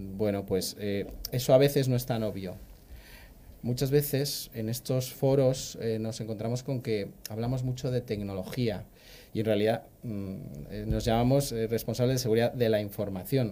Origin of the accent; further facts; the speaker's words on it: Madrid, Community of Madrid, Spain; also born or lived in Pergamino, Argentina; por mi acento notaréis que, bueno, soy de Chamartín